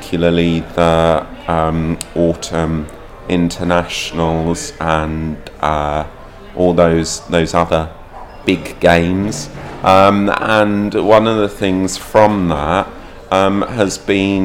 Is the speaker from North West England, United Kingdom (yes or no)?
no; Bedford, East of England, United Kingdom; also born or lived in London; I was born in London. I grew up in London, and I left London when I was about six. And then I moved up to Bedford. And ever since then, I've been living in Bedford.